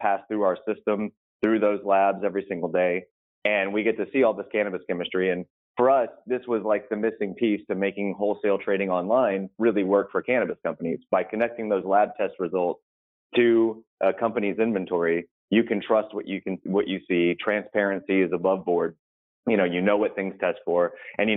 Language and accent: English; Texas, United States; I grew up in Texas